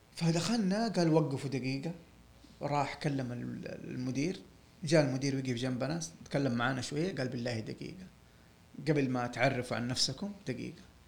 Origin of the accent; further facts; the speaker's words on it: Saudi Arabia; انا سعودي وبشتغل ميكانيكي